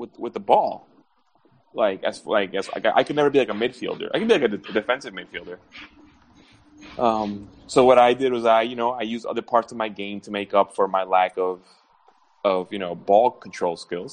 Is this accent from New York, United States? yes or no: yes; New York, United States; moved away; growing up in New York